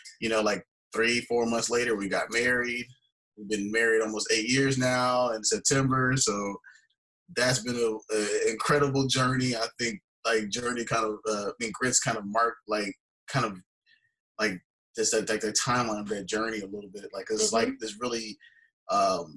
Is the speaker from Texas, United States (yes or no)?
yes; Houston, Texas, United States; I'm born and raised in Houston, Texas.